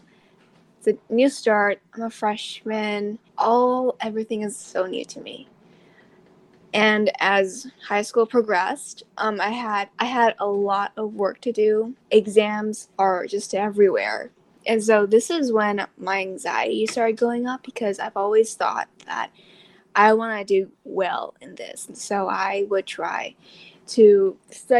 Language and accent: English; Thailand; I am from Thailand